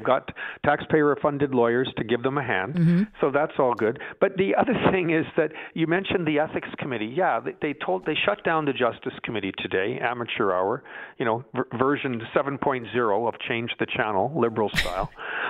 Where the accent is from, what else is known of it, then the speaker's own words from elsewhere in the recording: Canada; Aren't you embarrassed as a Canadian? I know I am.